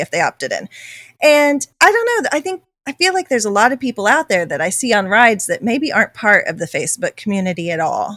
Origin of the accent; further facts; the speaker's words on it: United States; I'm an American